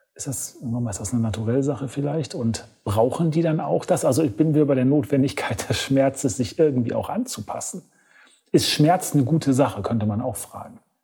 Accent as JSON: {"language": "German", "country": "Germany", "said": "als Deutscher"}